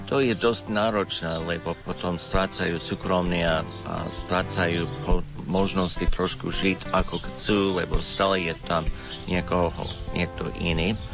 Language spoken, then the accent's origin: Slovak; United States; Slovak is a second language; moved away as an adult; now in Slovakia; som Američan